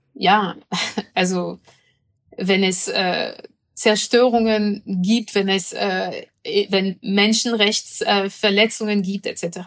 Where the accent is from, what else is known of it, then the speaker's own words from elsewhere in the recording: France; moved away; ich komme aus Frankreich